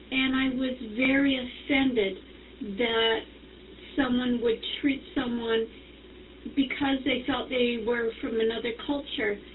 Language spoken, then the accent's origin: English; Canada; I'm from Canada